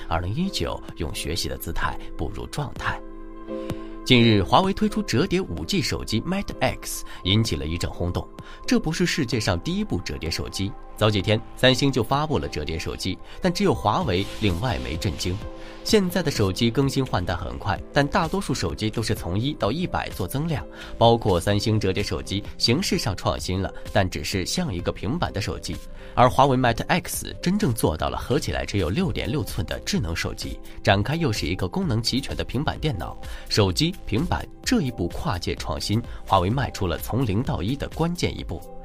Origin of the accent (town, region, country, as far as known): China